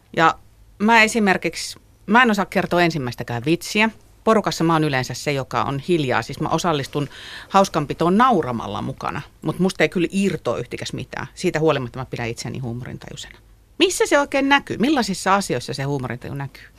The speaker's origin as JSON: {"language": "Finnish", "region": "Kymenlaakso", "country": "Finland", "moved": "yes", "said": "Mä oon siis Kymenlaaksosta kotoisin."}